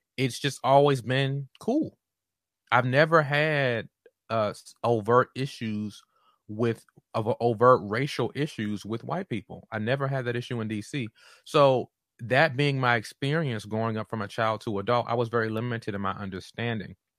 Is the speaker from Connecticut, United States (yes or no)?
no; Washington, District of Columbia, United States; moved away as an adult; also born or lived in North Carolina; I'm from Chocolate City, Southeast Washington, D C, um, and was typically in majority black spaces growing up before I went to college